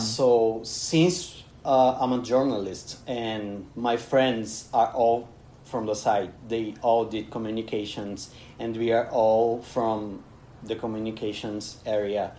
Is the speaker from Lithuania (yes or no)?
no; Bahia, Brazil; English is a second language; moved away as an adult; now in Paraíba, Brazil; I'm from Bahia, which is a place that we have a lot of music going on.